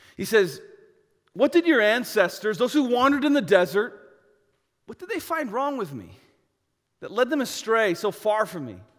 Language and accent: English; United States; I'm American.